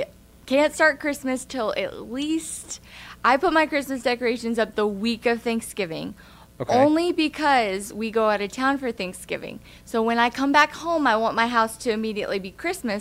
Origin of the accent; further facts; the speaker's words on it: Wilmington, North Carolina, United States; moved away as an adult; now in Midland, United States; I am born and raised in Wilmington, North Carolina, so a little ways from Midland.